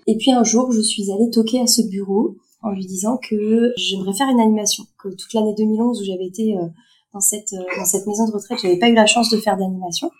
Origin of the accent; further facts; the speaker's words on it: Sarthe, Pays de la Loire, France; moved away as an adult; also born or lived in Strasbourg; c'est une maison de retraite euh, qui est à 20 km de chez moi, dans la Sarthe